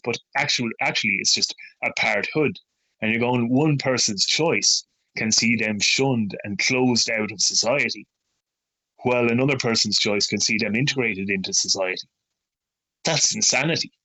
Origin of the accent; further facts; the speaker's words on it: near Dromahair, County Leitrim, Connacht, Ireland; that's ten minutes away from where I was born and raised